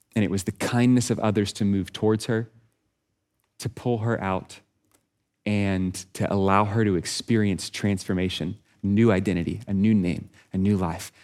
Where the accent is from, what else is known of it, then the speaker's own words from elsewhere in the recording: Texas, United States; I'm from Texas